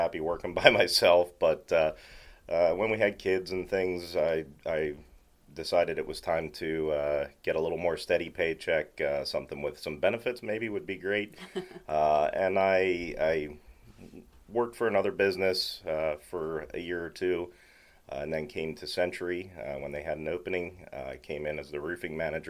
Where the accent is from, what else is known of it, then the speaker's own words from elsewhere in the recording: Lancaster, Pennsylvania, United States; moved away as an adult; also born or lived in Maytown, Pennsylvania; now in Mount Joy, United States; I grew up in Lancaster City